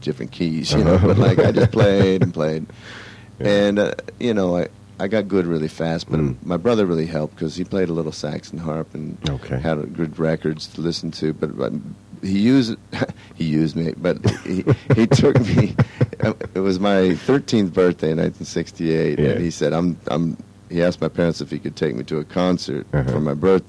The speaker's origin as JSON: {"language": "English", "town": "Sacramento", "region": "California", "country": "United States", "tie": "born or raised there", "moved": "as an adult", "lives_now": "Los Angeles, United States", "said": "I'm from California, from Sacramento, California. Born and raised."}